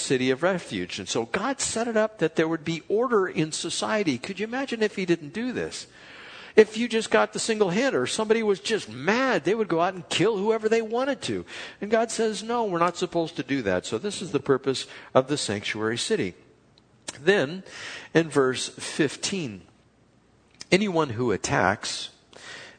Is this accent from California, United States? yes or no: yes; Chula Vista, California, United States; We grew up in Chula Vista